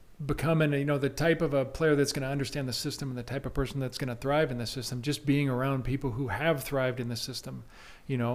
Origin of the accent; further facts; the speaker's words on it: Tacoma, Washington, United States; moved away as an adult; now in Spokane, United States; growing up in Tacoma after my freshman year at Gonzaga. I went back to Tacoma for the summer